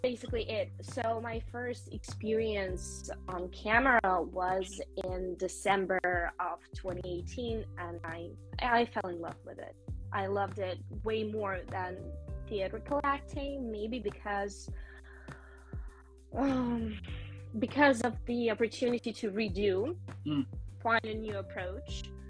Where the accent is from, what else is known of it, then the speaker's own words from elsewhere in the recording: Vienna, Austria; moved away; also born or lived in Moscow, Russia; I was born and grew up in Europe